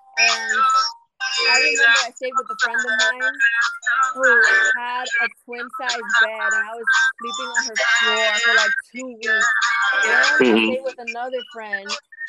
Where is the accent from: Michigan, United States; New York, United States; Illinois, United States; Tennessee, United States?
New York, United States; I'm not Brazilian at all. Mm-hmm. I am from New York